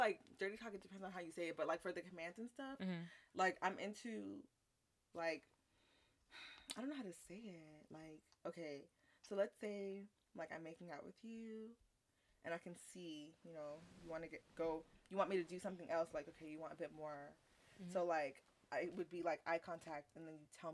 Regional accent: Nigeria; I am Nigerian

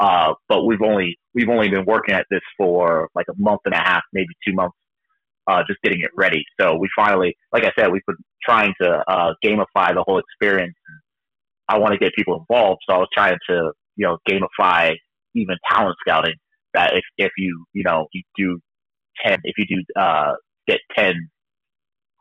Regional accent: New Hampshire, United States; I'm from New Hampshire

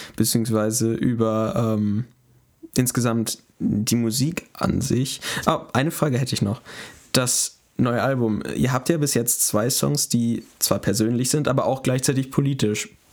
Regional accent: Münster, North Rhine-Westphalia, Germany; bei uns, wo, wo, wo ich herkomme, äh, gibt es einen recht großen Club

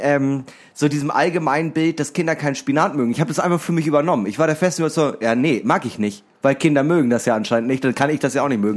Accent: Germany; ich bin Deutscher.

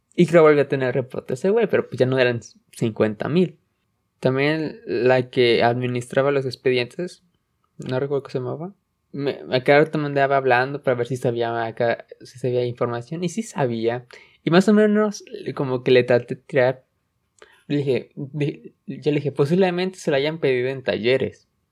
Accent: Mexico; en, México estamos

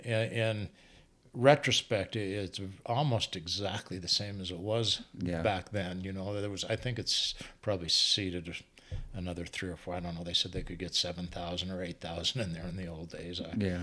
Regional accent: Butte, Montana, United States; moved away as an adult; also born or lived in Great Falls / Missoula; I was from Butte and an Irish Catholic on top of it.

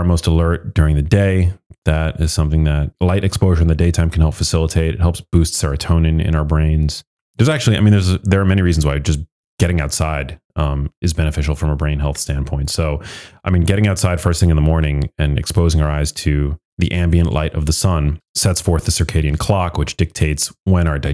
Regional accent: New York City, New York, United States; I was born in New York City, so I'm an urbanite

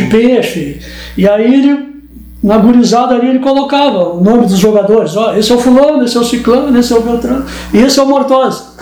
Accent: Pelotas, Rio Grande do Sul, Brazil; eu nasci, nasci em Pelotas, uma família de dez irmãos. Hoje nós somos oito. E nasci ali é, em frente ao. agora onde é o IFSU, que era a antiga ETP.

